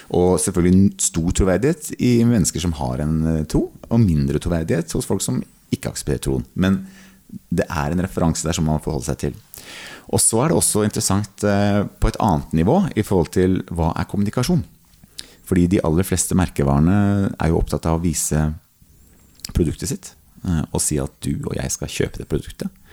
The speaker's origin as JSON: {"language": "Norwegian", "region": "Sørlandet", "country": "Norway", "tie": "born or raised there", "said": "Jeg er oppvokst på Sørlandet"}